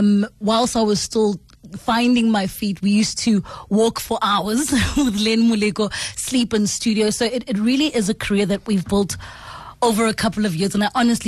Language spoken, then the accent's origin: English; Pretoria, Gauteng, South Africa; I'm from Pretoria, man, and I think in general people from Pretoria like house music and some good sporting action